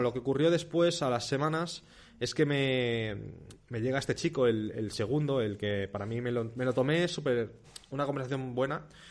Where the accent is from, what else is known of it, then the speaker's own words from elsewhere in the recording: Spain; also born or lived in Mallorca; yo no siento España, en plan, wow, soy español